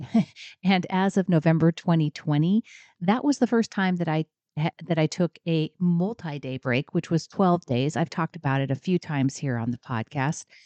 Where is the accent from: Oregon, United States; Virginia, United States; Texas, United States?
Oregon, United States; I'm from Oregon. I get rain all the time